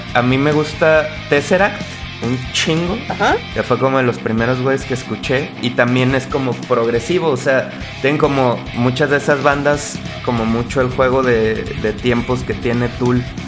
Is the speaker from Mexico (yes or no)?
yes; Uruapan, Michoacán, Mexico; yo soy de Uruapan, Michoacán, allá